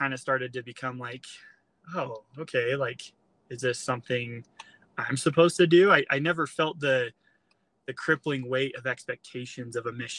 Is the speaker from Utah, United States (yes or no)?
yes; Utah, United States; I grew up here in Utah